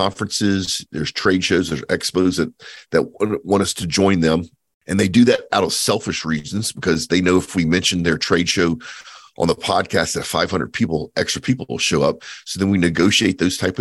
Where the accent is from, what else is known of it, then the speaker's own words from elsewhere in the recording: Cajun, Louisiana, United States; I'm Cajun, so I'm Acadian descent.